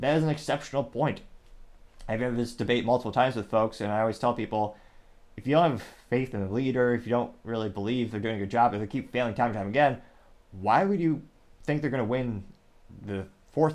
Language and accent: English; Midwest, United States; growing up in the Midwest